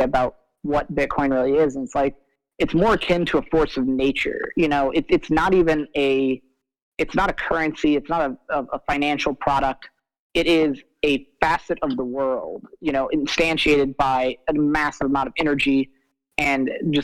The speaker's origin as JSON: {"language": "English", "region": "Iowa", "country": "United States", "tie": "born or raised there", "said": "I grew up in Iowa"}